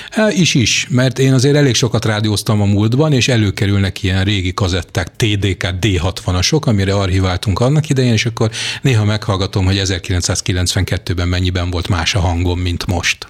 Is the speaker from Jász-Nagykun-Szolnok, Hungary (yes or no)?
yes; Jászberény, Jász-Nagykun-Szolnok, Hungary; én Jászberényi vagyok